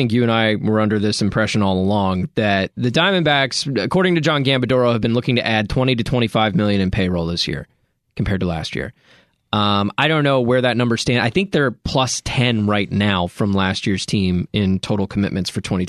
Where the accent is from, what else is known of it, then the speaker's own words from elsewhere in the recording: Dallas, Texas, United States; I grew up in Dallas, you know, watching great years of Michael Young